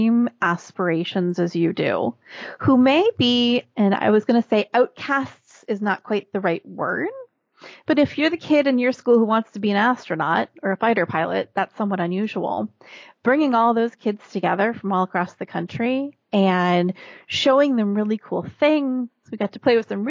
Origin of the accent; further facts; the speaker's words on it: Minnesota, United States; also born or lived in Northeast United States; now in Northeast, United States; I was born and raised in Minnesota. So a very typical Midwestern upbringing.